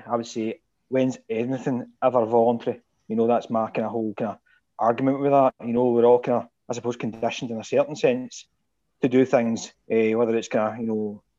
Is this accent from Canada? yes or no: no; Stevenston, Scotland, United Kingdom; also born or lived in Irvine; now in Saltcoats, United Kingdom; much come from Stevenson in North Ayrshire. Lived there all my life. I was born in Irvine, so I suppose you can put that in there. Aye. Born in Irvine Central, 1977, so I'm a bit an old codger compared to yourself.